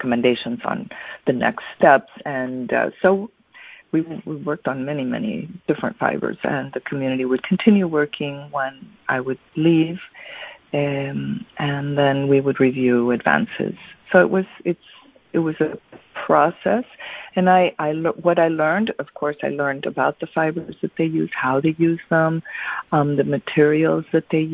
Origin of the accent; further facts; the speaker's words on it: Mexico City, Mexico; I'm from Mexico